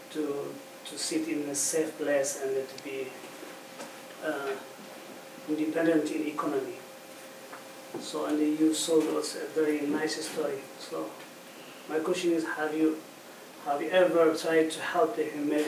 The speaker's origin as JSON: {"language": "English", "country": "Eritrea", "moved": "yes", "said": "I come from Eritrea, not from Somalia."}